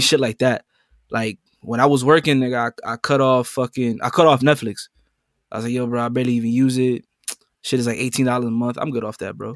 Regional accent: New York City, New York, United States; coming straight out the Boogie Down Bronx, New York City.

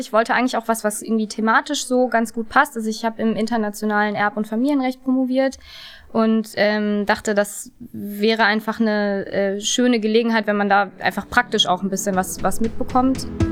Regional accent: Duisburg, North Rhine-Westphalia, Germany; moved away; also born or lived in Hamburg; ich bin auch gerne in Duisburg groß geworden

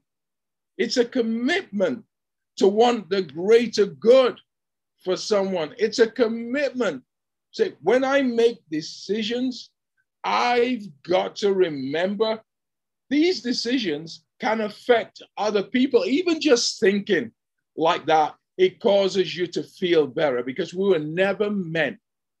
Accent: England, United Kingdom; moved away; where I grew up in England

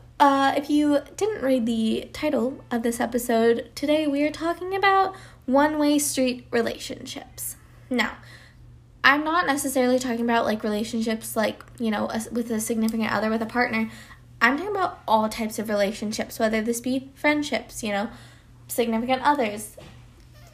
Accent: Colorado, United States; moved away as an adult; now in Atlanta, United States; I am originally from Colorado, but I moved to Atlanta, Georgia for the said acting career.

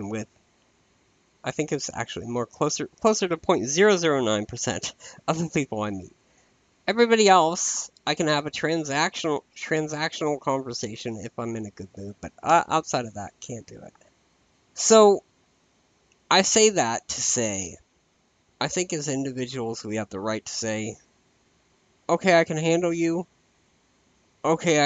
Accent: United States; I am an American

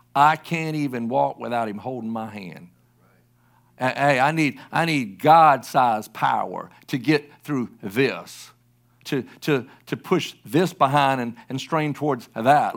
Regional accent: South Carolina, United States; also born or lived in Oklahoma City, Oklahoma; I grew up in South Carolina all my life from, like, age nine months on, um, I was born in Oklahoma City.

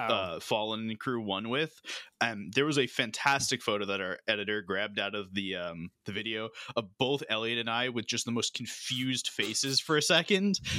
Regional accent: United States; I'm American

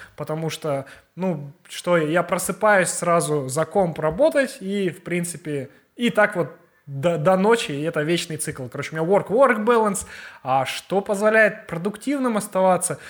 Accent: Kazakhstan; мы из Казахстана ребята

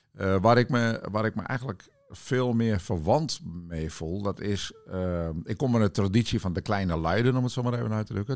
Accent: Witmarsum, Friesland, Netherlands; moved away; Ik ben opgegroeid in eh, de wereldstad Witmarsum. Ja. Dat is een klein dorpje in het, in het noorden van Friesland tussen Bolsward en Sneek

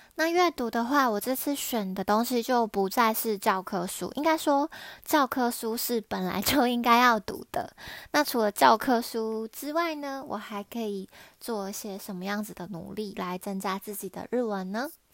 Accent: Taiwan; now in Japan; 我是在日本工作的台湾人

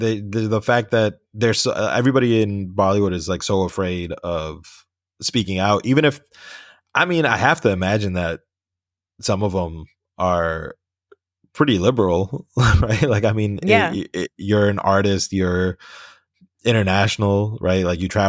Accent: United States; I'm not Pakistan. I mean, like, look, I got a blue passport. I was born and raised in the States.

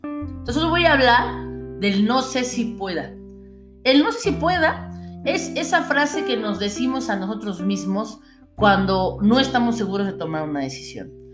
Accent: Mexico; todos somos ciudadanos mexicanos

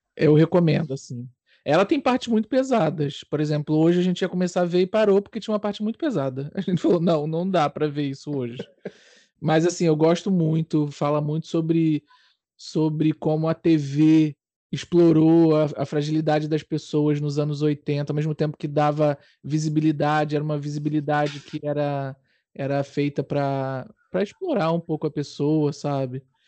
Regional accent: Brazil; now in Portugal; Enquanto brasileiro

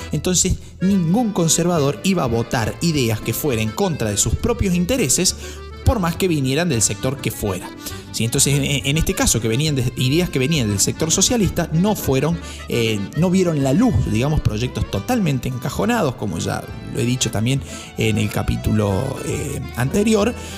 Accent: Córdoba, Argentina; soy de Córdoba

